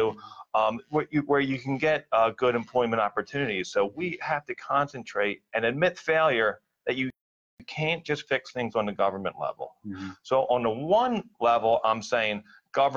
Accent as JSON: {"language": "English", "town": "Philadelphia", "region": "Pennsylvania", "country": "United States", "tie": "born or raised there", "said": "when I grew up in Philadelphia, I grew up on Spencer Street, working class neighborhood"}